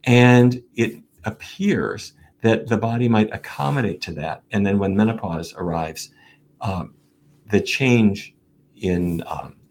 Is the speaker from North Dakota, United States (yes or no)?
yes; Fargo, North Dakota, United States; When I was a kid growing up in Fargo